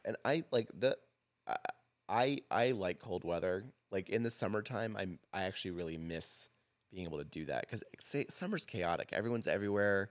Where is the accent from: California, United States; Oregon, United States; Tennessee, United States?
Oregon, United States; Portland; moved away as an adult; now in Boise, United States; I grew up, like, a stone's throw to the Portland L D S Temple.